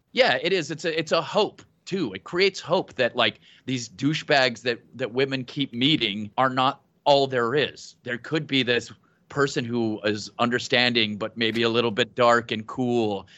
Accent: New Mexico, United States; I'm from New Mexico and my accent is very weird

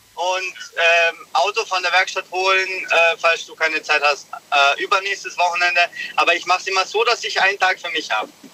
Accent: Munich, Bavaria, Germany; ich komme aus München

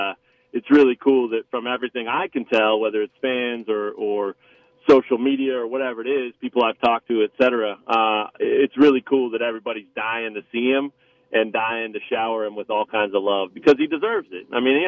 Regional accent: Lawrence, Kansas, United States; I grew up in Lawrence

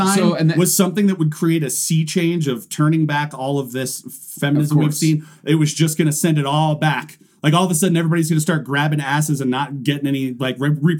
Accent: Durango, Colorado, United States; I'm Native, and I love my culture. I love this sign. Never once did I see this sign as negative growing up in Durango.

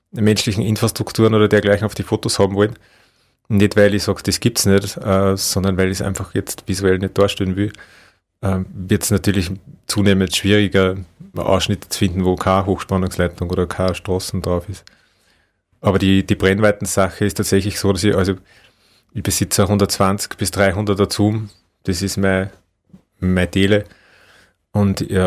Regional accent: Upper Austria, Austria; Das ist so der Hausberg von Linz. Ähm, also ganz nähe meiner Heimat

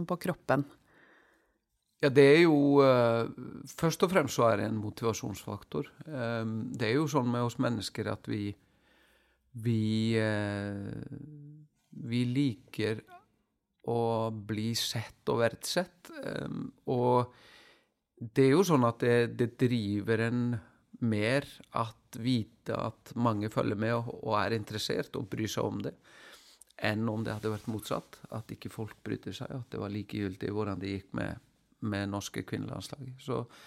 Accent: Iceland; moved away

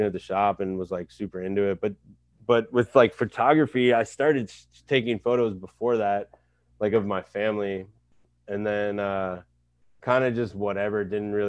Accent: San Francisco, California, United States; also born or lived in New York; I grew up near Wallenberg High School

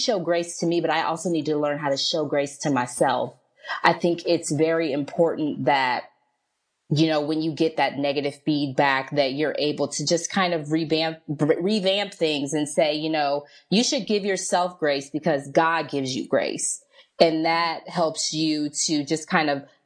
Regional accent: Indianapolis, Indiana, United States; now in Philadelphia area, United States; I'm actually originally from Indianapolis, Indiana, but myself and my family, we relocated to the Pennsylvania, outside of Philadelphia area

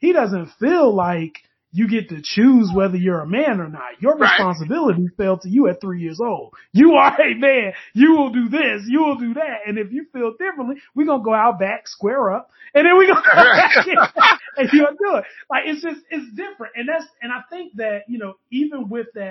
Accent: the South, United States; I'm from the South

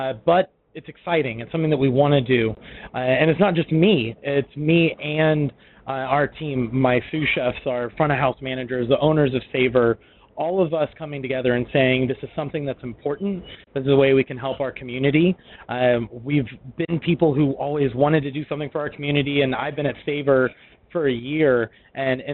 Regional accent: Memphis, Tennessee, United States; moved away as an adult; also born or lived in Italy / Washington / Philadelphia; now in Dallas, United States; I'm from Memphis, Tennessee.

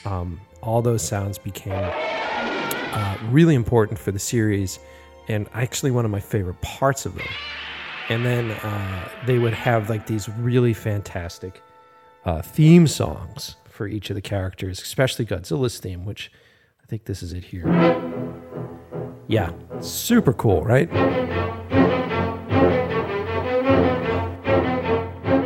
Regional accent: Boston, Massachusetts, United States; I grew up here in Boston

